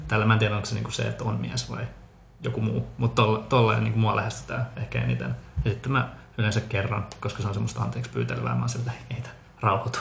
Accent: Finland; also born or lived in Bogotá, Colombia / Helsinki, Finland; adoptoitu Kolumbiasta, vähän niin kuin sinutkin Mari Vera. Todellaan samaan aikaan tultiin sieltä. Tuota, kolme kuukautisena Suomeen, eli olen ehtinyt olemaan täällä nyt 30 vuotta.

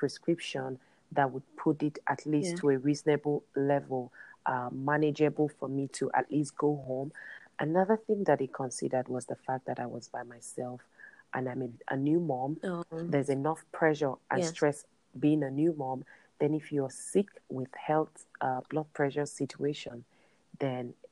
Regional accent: Nigeria; moved away; my home country, Nigeria

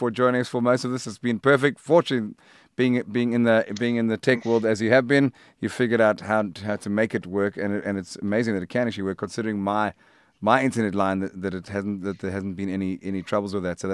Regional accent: South Africa; now in Hout Bay, South Africa; I'm a South African rock musician

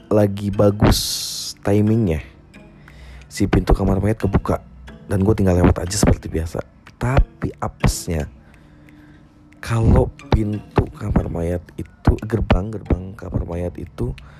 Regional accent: Indonesia; Desa Kewujon, desa gua dulu

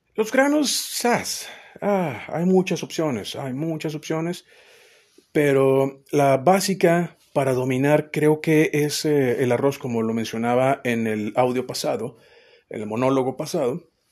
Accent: Mexico; siendo mexicano las pupilas gustativas están un poquito más dañadas

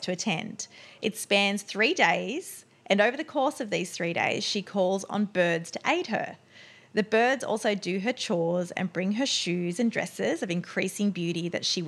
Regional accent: Australia; accent: Australian; my Australian accent

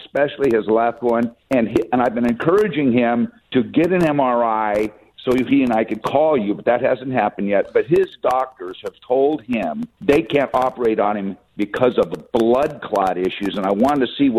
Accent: Riverside, California, United States; now in Sacramento, United States; I'm from Riverside, which is next to the Santa Ana River, and so is my buddy, but we both live up in Sacramento.

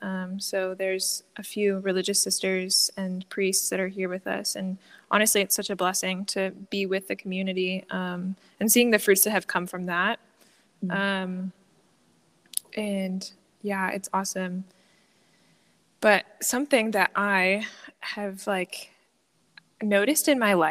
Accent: Lancaster, Pennsylvania, United States; moved away as an adult; now in Belize; I'm from Lancaster, Pennsylvania

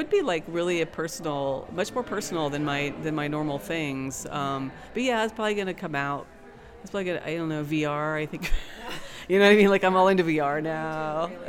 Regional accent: West Virginia, United States; now in Baltimore, United States; I came from West Virginia, in the middle of nowhere, to Baltimore, Maryland

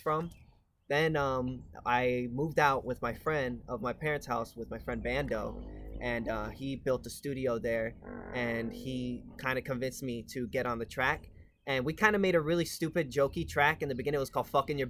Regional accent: Lehigh Valley, Pennsylvania, United States; also born or lived in New York; I've honestly been raised in Lehigh Valley.

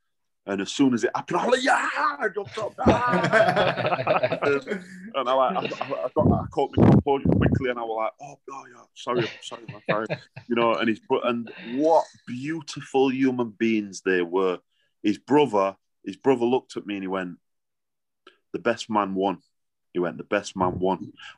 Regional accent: Sheffield, Yorkshire and the Humber, United Kingdom; I'm from Sheffield

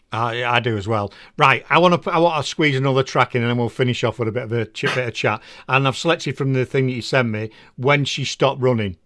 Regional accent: England, United Kingdom; also born or lived in Netherlands; I'm English.

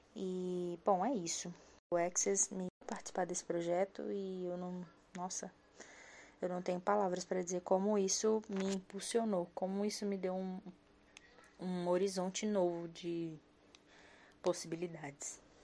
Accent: Brasília, Federal District, Brazil; eu sou de Brasília, moro em Taguatinga, uma das cidades satélites aqui de Brasília.

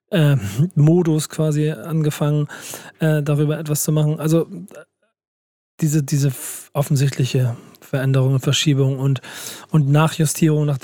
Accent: Hamburg, Germany; Und ich als Hamburger habe mir das auf die Fahne geschrieben, das kann ich jetzt mal öffentlich so sagen.

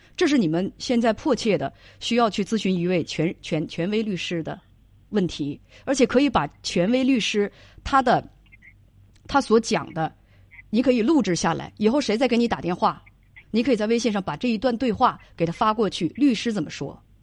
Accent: Northeast China, China; accent: Northeastern (Dongbei); 我们东北话

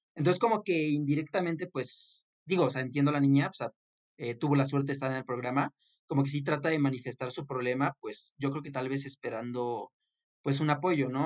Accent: Mexico; yo como mexicano

